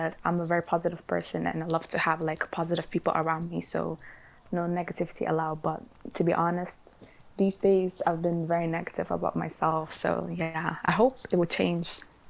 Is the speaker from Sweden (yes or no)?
no; Sudan; also born or lived in Netherlands; now in Glasgow, United Kingdom; I'm 18 years old. I'm studying science in Glasgow Clyde College. I'm from Holland. I moved here a year ago to Scotland, and originally I'm from Sudan.